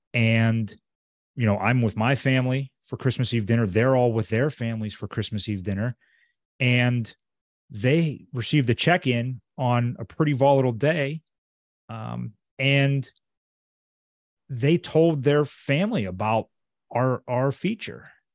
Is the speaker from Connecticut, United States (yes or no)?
no; Pittsburgh, Pennsylvania, United States; he's from my hometown